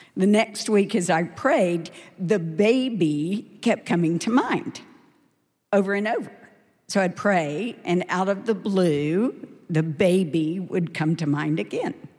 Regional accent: Dallas, Texas, United States; I grew up in Dallas in a wonderful yet very imperfect family.

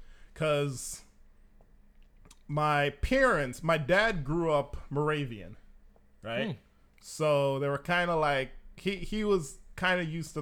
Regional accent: Jamaica; moved away; I'm all Jamaican. Family, everything. Grew up there, went to church there.

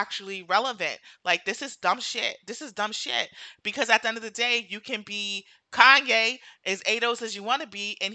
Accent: New York City, New York, United States; goes to Jamaica and went summers every year and all this stuff and grew up in Brooklyn

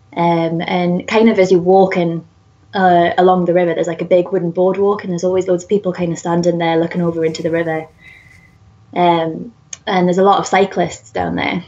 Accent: Whitley Bay, North East England, United Kingdom; accent: Geordie; I grew up just outside of Newcastle um, in kind of like a seaside town called Whitley Bay

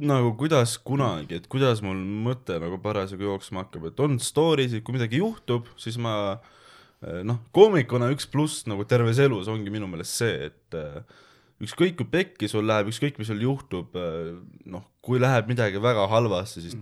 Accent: Saare County, Estonia; moved away; tegelikult ma olen Saaremaalt pärit

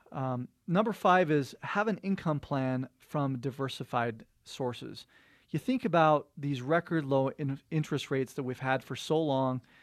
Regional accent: Cottonwood Heights, Utah, United States; born or raised there

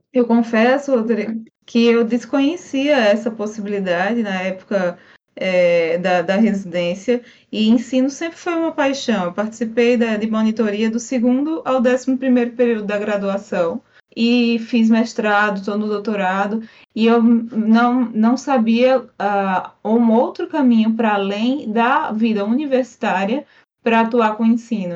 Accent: Paraíba, Brazil; moved away; lá da Paraíba, de onde eu sou de origem

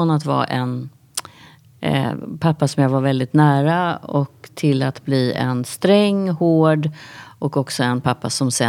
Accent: Västervik, Kalmar County, Sweden; Jag kommer ju från Västervik nu och där var det också så att det var...

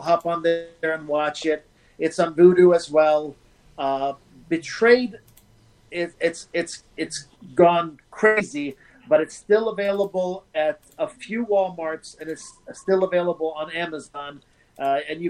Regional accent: Malmö, Skåne, Sweden; moved away as an adult; now in United States; my hometown, which is Malmo, which is right across from Copenhagen

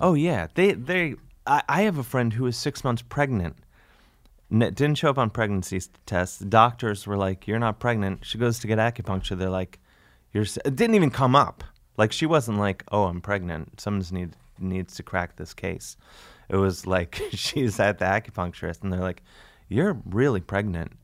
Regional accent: United States; I'm an American

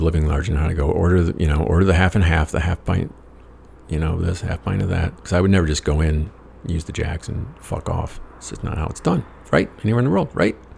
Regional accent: United States; I said, America.

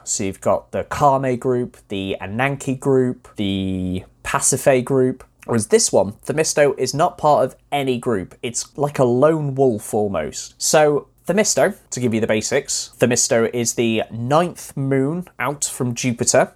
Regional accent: North Wales, United Kingdom; I grew up in North Wales

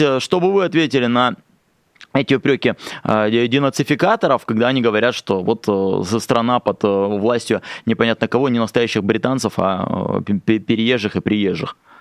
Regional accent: Khabarovsk, Khabarovsk Krai, Russia; Я из Хабаровска

